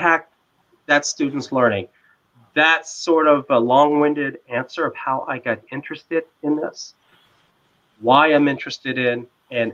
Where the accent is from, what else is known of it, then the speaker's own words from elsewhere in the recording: Washington, District of Columbia, United States; my hometown of Washington, D.C.